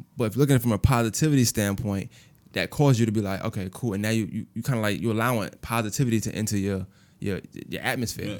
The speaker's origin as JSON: {"language": "English", "region": "New York", "country": "United States", "moved": "yes", "lives_now": "Augusta, United States", "said": "I'm from Brooklyn"}